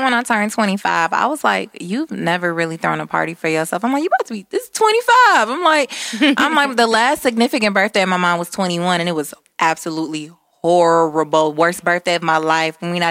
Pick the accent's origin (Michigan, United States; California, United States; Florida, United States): Michigan, United States; Detroit; we are from the East Side